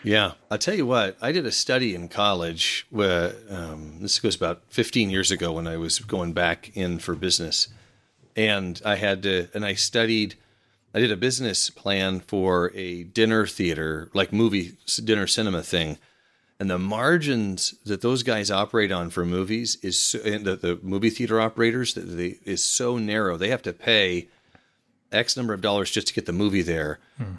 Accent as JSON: {"language": "English", "region": "Oregon", "country": "United States", "tie": "born or raised there", "said": "I grew up here in Oregon"}